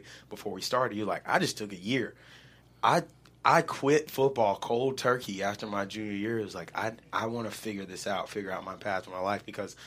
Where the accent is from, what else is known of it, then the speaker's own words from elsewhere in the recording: the South, United States; growing up in the South where football is religion